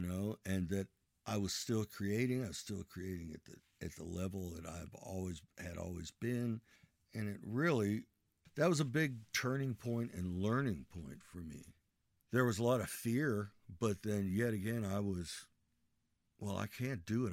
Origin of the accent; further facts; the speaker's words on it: Ohio, United States; Where am I from? I'm from Ohio.